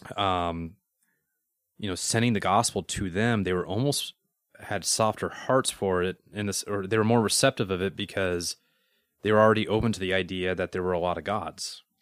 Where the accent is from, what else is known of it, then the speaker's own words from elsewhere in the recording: Denver, Colorado, United States; I'm from Denver.